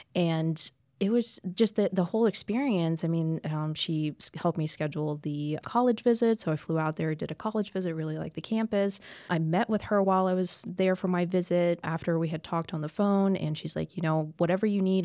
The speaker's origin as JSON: {"language": "English", "town": "Champaign", "region": "Illinois", "country": "United States", "tie": "born or raised there", "also_born_or_lived": "Denver", "moved": "as an adult", "lives_now": "Memphis, United States", "said": "I grew up in Champaign, Illinois"}